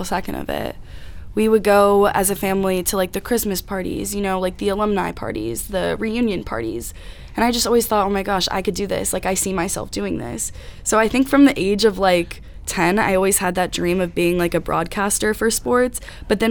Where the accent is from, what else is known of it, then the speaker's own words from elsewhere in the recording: Texas, United States; moved away as an adult; now in Connecticut, United States; I'm from Texas